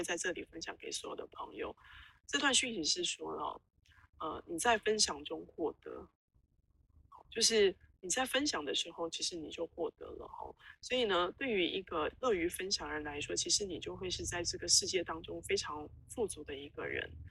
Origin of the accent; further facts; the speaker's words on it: Taiwan; 我们台湾人很常会讲一句话叫斜杠青年哦